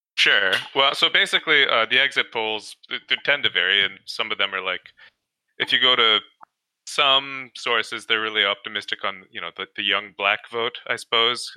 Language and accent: English; Canada; I'm from Canada